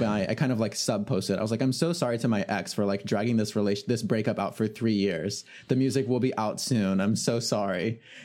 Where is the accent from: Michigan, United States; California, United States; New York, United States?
California, United States; California Bay Area, United States; I'm from the California Bay Area